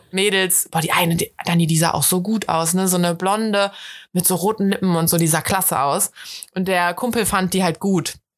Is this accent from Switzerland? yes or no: no; Rhineland, Germany; Ich bin halt eine richtige Rheinländerin